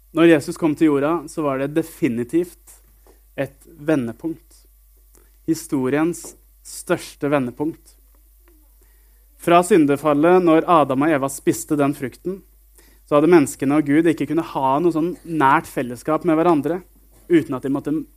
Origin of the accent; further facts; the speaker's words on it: Sarpsborg, Østfold, Norway; now in Jørpeland, Norway; jeg bor på Jørpeland, og så kommer jeg fra en by som heter Sarpsborg. Eh, og et lite sted som heter Greåker